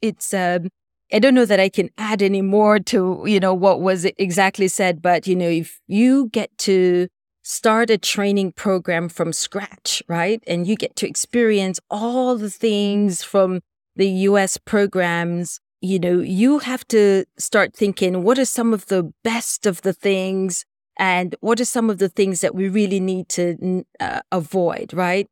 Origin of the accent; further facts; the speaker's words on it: Jamaica; moved away; I'm from Jamaica originally